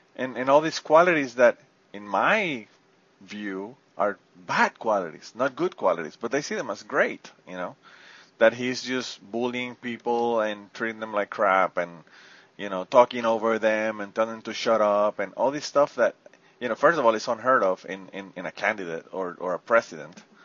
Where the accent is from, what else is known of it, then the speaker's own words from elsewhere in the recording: Puerto Rico; I'm from Puerto Rico